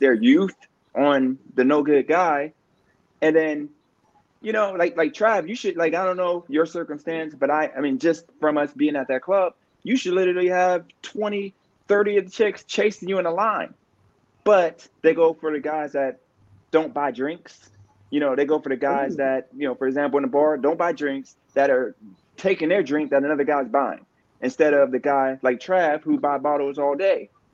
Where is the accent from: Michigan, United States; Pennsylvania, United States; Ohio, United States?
Ohio, United States; Youngstown; now in Wilmington, United States; I'm from Youngstown, Ohio